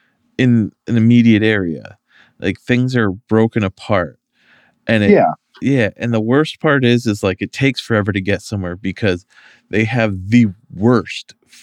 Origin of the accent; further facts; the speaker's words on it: Massachusetts, United States; now in Worcester, United States; You know what's crazy is like I'm a transplant. I came from Western Mass. Like, Western Mass was never big to me, but it was big in the sense that like once you know where you're going, like it takes a while to get there.